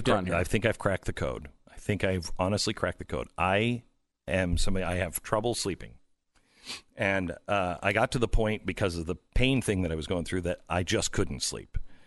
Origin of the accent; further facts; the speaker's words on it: Pacific Northwest, United States; now in Texas, United States; because I grew up in the Pacific Northwest, I love, like, the windows open. But in Texas, I don't sleep with the windows open